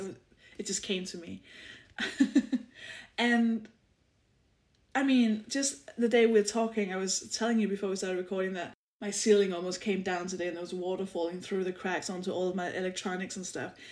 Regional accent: Denmark; English is a second language; moved away as an adult; now in United Kingdom; I'm, I'm from Denmark. I live in the UK.

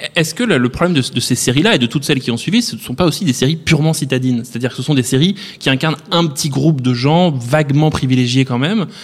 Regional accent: France; chez nous en France

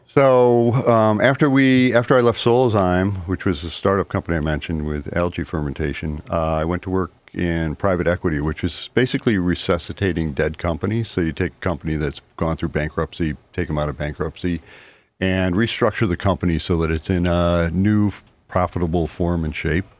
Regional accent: Liverpool, New York, United States; moved away as an adult; also born or lived in San Francisco Bay Area, California; now in Mystic, United States; I grew up in Liverpool outside of Syracuse

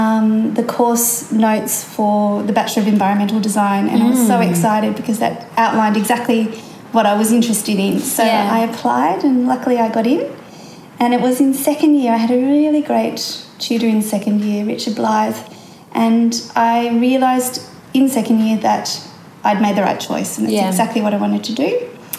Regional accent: Hobart, Tasmania, Australia; I grew up and went to school in Hobart and university at the University of Tasmania in Hobart.

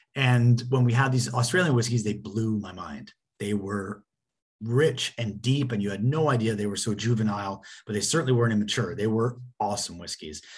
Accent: Canada; growing up in Canada

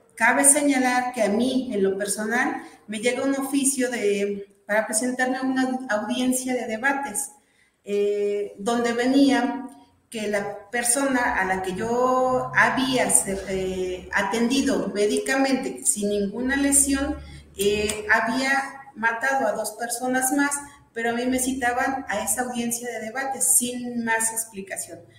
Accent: Atitalaquia, Hidalgo, Mexico; soy originaria de Atitalaquia.

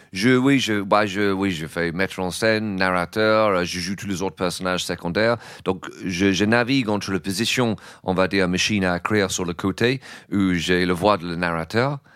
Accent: England, United Kingdom; French is a second language; moved away as an adult; now in France

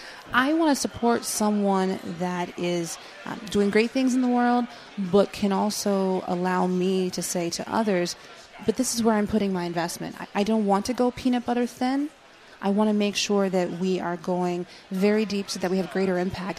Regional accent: Germany; born there; Yeah, I was born in Germany.

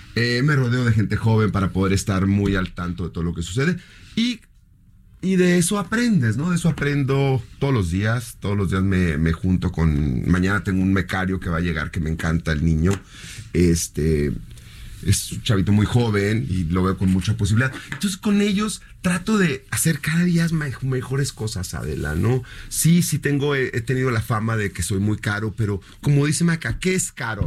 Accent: Mexicali, Baja California, Mexico; first language Spanish; moved away; Yo crecí en Mexicali, donde California

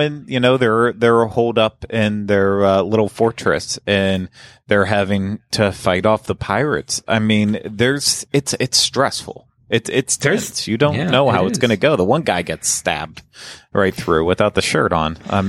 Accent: Pennsylvania, United States; growing up in Western Pennsylvania, you know, it's not like we're getting a lot of fresh fish from places.

